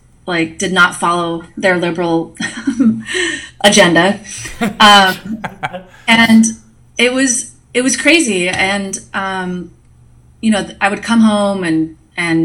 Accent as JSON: {"language": "English", "town": "Billings", "region": "Montana", "country": "United States", "said": "I'm from Billings, Montana"}